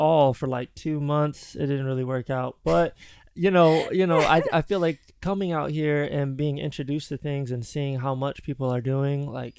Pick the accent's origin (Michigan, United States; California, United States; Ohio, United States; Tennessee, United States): Michigan, United States; now in Los Angeles, United States; I know that I'm from the Midwest as well. I grew up in Michigan. And when I moved out here